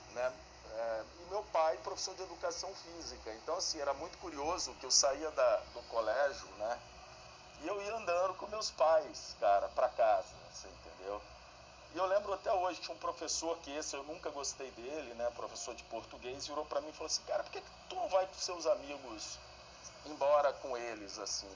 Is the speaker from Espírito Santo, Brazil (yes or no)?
yes; Guaçuí, Espírito Santo, Brazil; Eu nasci em Guaçuí, uma cidadezinha de 30 mil habitantes, que a única, a única escola que tinha de segundo grau era uma escola pública